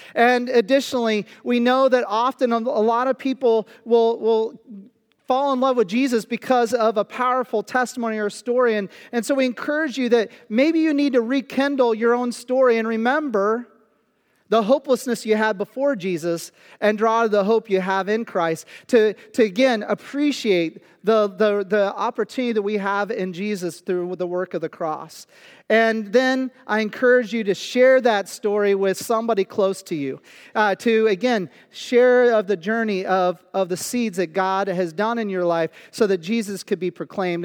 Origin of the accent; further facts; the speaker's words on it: Kansas, United States; moved away as an adult; also born or lived in Pennsylvania; now in Central Pennsylvania, United States; I was born in Kansas, I went to school in Kansas, I graduated from high school in Kansas